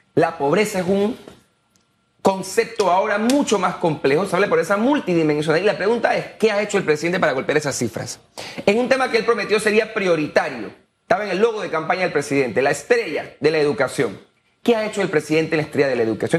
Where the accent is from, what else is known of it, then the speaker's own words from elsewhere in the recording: Panama; soy panameño